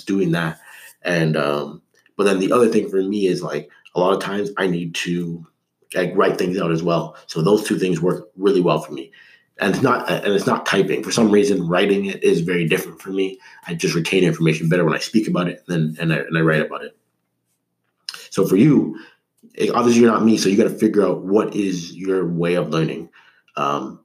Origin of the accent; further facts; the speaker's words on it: Canada; I'm Canadian